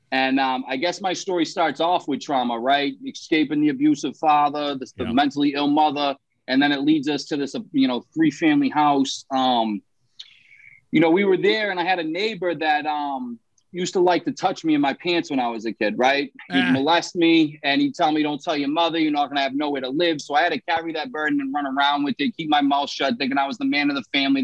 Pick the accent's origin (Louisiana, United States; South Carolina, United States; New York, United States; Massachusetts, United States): Massachusetts, United States; Somerville; I grew up in Somerville, Massachusetts. It's like right in Boston, right outside of Boston.